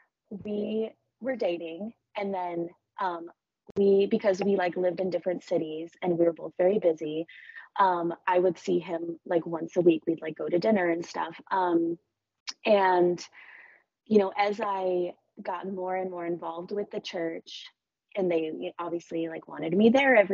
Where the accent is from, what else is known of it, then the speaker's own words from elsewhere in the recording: New Mexico, United States; I think like I grew up in New Mexico, so the culture there is just different.